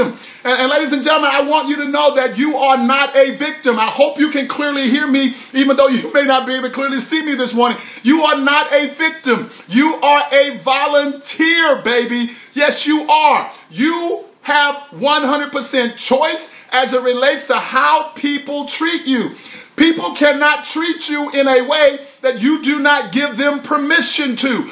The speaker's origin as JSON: {"language": "English", "region": "Texas", "country": "United States", "said": "all y'all, that's what we say when we're from Texas"}